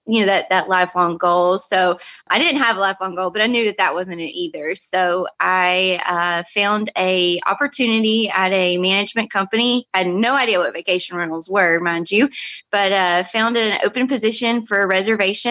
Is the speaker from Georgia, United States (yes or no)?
yes; Chatsworth, Georgia, United States; now in Destin, United States; I'm originally from North Georgia